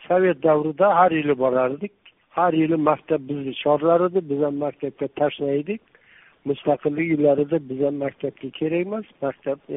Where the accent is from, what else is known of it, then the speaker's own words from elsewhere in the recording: Jizzakh Region, Uzbekistan; also born or lived in Mirzachul / Tashkent; tug'ilgan qishlog'im jizzaxda molguzor degan tog'ni tagida tubida uni hamma jizzaxlik ham bilavermaydi